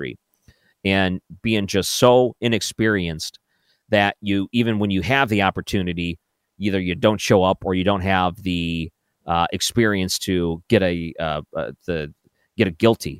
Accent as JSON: {"language": "English", "area": "outside of the Detroit area", "region": "Michigan", "country": "United States", "tie": "born or raised there", "moved": "yes", "lives_now": "St. Louis, United States", "said": "I grew up outside of the Detroit area"}